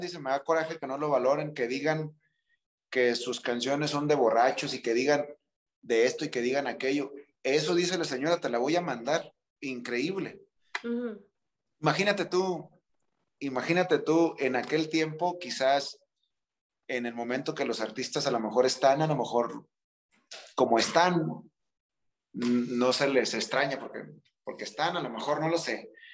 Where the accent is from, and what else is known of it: Mexico